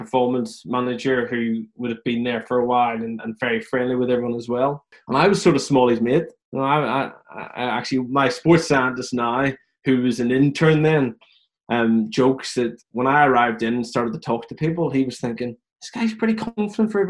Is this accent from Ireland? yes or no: yes; Ireland; growing up in Ireland, the European Cup's everything.